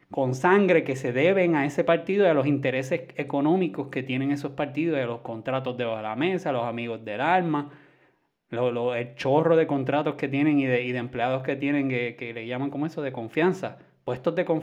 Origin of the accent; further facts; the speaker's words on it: Puerto Rico; tú sabes cómo somos los puertorriqueños.